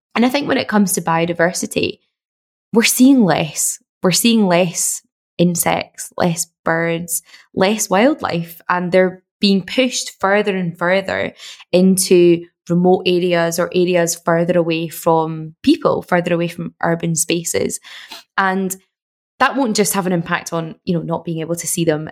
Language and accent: English; Glasgow, Scotland, United Kingdom; I'm from Glasgow and I lived in Glasgow at the time